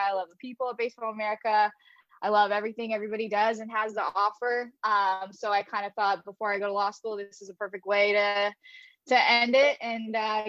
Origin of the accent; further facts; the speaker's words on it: London, Ontario, Canada; I worked for an amateur program in my hometown in London, Ontario.